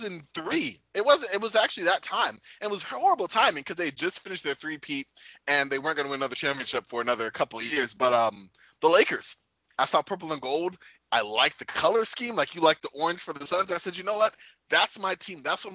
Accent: New York, United States; growing up in New York

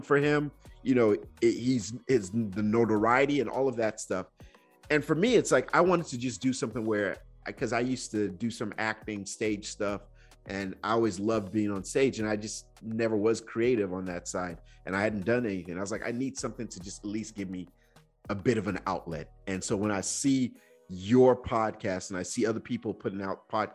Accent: Nigeria; as a Nigerian kid, I was just afraid of my dad.

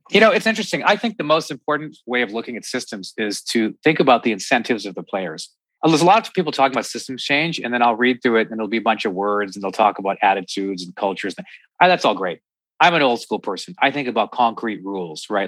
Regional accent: Canada; I'm Canadian

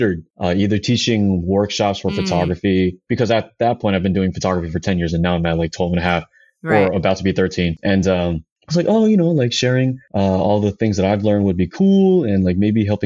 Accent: Daly City, California, United States; I'm from the Bay Area, specifically from a little town called Daly City

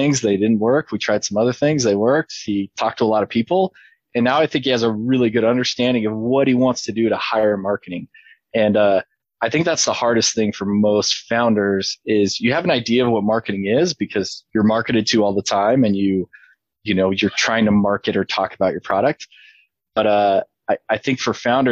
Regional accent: Idaho, United States; I'm from Idaho

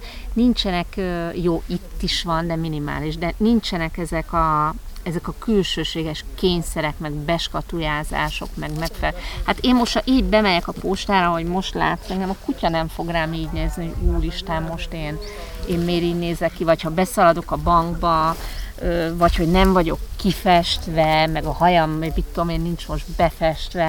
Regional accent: Hungary; now in Tenerife, Spain; én a Dunakanyarban nőttem föl

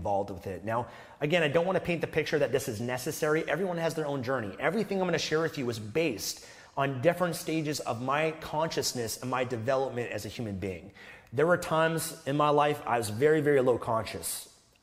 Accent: Canada; I was born in Canada

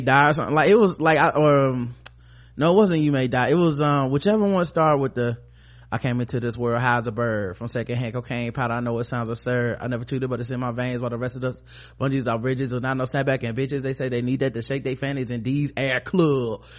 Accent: the South, United States; we from the South and we making crunk music

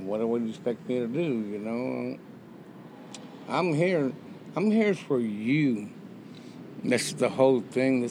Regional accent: West Texas, United States; moved away as an adult; also born or lived in Austin, Texas; now in Mexico; Born and raised in West Texas, and I settled in Austin

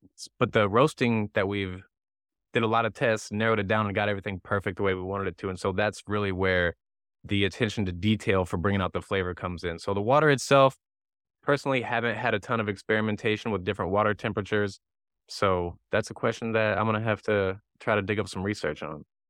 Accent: near Saint Louis, Missouri, United States; now in Southern California, United States; I grew up near Saint Louis

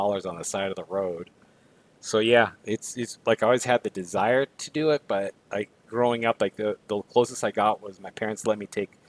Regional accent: Guadalajara, Jalisco, Mexico; moved away; I grew up in Guadalajara

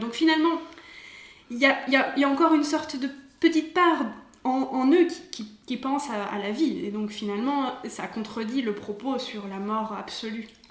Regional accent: France; now in Venice, Italy; on est des Français

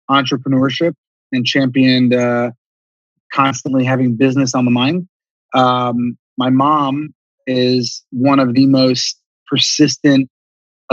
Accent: Columbus, Ohio, United States; I grew up in Columbus, Ohio

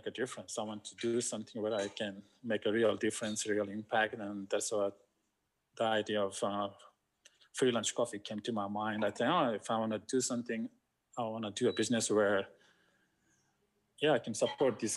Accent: India; moved away as an adult; also born or lived in Australia; I grew up in India, so I've seen poverty

